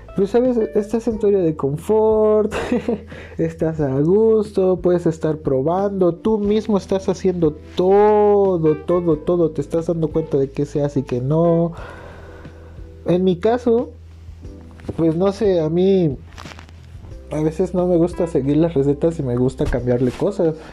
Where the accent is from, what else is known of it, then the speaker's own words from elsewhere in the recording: Morelos, Mexico; moved away as an adult; soy de Morelos